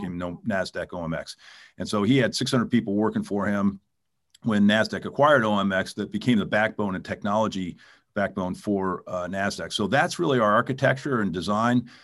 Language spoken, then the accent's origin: English; California, United States; also born or lived in New York; I grew up here in California